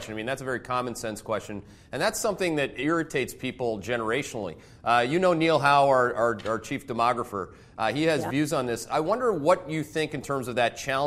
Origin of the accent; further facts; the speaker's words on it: Canada; now in United States; I'm Canadian.